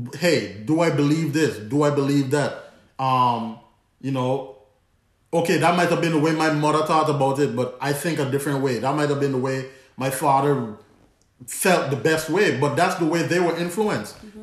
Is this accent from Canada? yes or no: no; Antigua & Barbuda; accent: Antiguan; my Antiguan accent